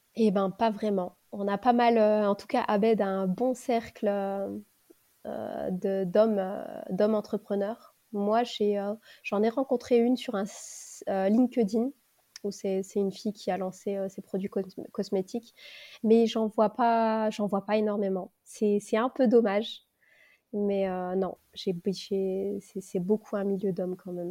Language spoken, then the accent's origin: French; Lille, Hauts-de-France, France; Lille, parce que c'est ma ville natale